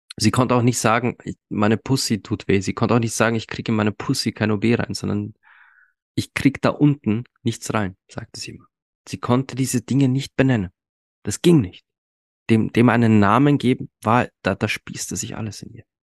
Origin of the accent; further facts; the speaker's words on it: Austria; bei uns in Österreich